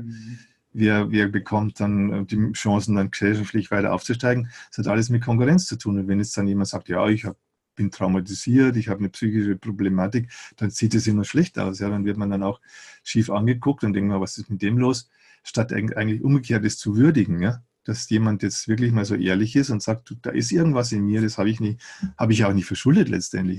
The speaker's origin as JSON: {"language": "German", "town": "Eichstätt", "region": "Bavaria", "country": "Germany", "tie": "born or raised there", "said": "bei uns in Eichstätt, wo ich aufgewachsen bin"}